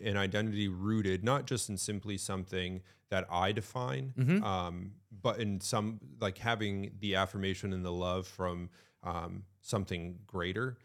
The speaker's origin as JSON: {"language": "English", "region": "Connecticut", "country": "United States", "tie": "born or raised there", "moved": "yes", "lives_now": "New Hampshire, United States", "said": "I grew up in Connecticut. I live in New Hampshire"}